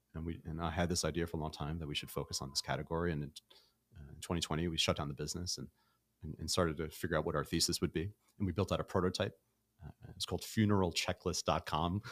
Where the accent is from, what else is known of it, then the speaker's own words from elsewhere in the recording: New York City, New York, United States; moved away as an adult; now in Los Angeles, United States; I'm from Brooklyn, and I've lived nowhere else but New York City